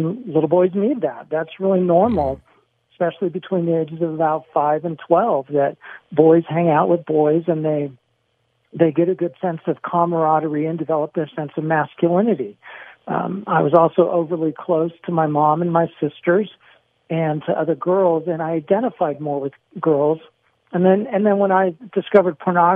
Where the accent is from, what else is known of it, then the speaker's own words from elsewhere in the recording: San Diego, California, United States; I grew up in San Diego, not far from where you are now.